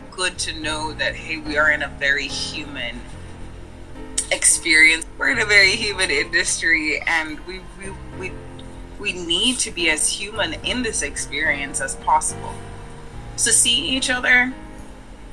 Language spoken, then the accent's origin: English; Jamaica; moved away as an adult; now in United States; I am originally Jamaican, born and raised. I've been living in the States for the last 10 years.